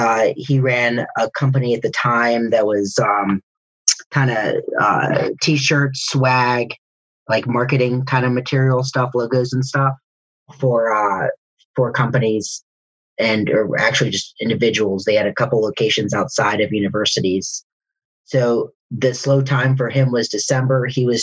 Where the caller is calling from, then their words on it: Atlanta, Georgia, United States; Metro Atlanta. The suburbs.